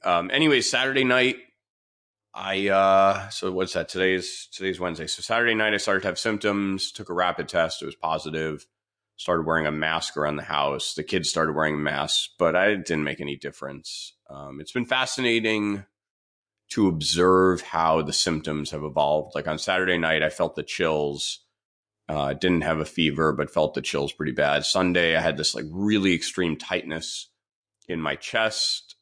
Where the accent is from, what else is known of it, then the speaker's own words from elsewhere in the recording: New York City, New York, United States; I grew up on the Upper West Side in one of those pre-war co-ops